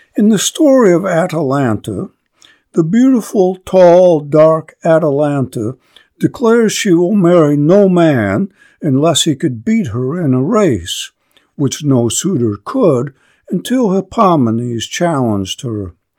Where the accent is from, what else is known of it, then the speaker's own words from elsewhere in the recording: upper Great Lakes, United States; a boy of the upper Great Lakes, with Scots Irish forebearers